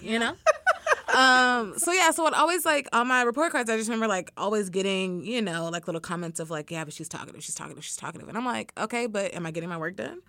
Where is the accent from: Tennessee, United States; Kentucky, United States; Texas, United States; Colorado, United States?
Texas, United States; Dallas; moved away as an adult; also born or lived in Tyler, Texas / Iowa; grew up mostly in the Dallas area